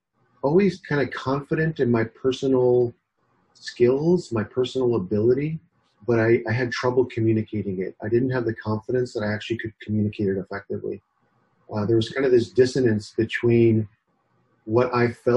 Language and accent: English; Ohio, United States; moved away as an adult; also born or lived in Bay Area, California; I was born actually in Ohio. So I grew up in the Midwest